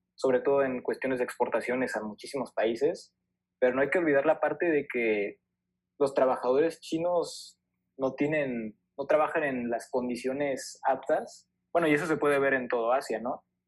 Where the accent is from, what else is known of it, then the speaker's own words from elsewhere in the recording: Mexico; somos mexicanos